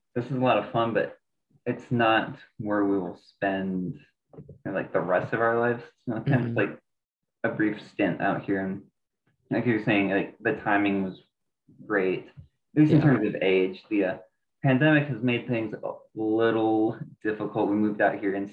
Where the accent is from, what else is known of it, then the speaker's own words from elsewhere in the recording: northern Michigan, United States; moved away as an adult; now in East Coast, United States; a small town Michigan boy up from small town in northern Michigan, so really closer to Canada than any of the other states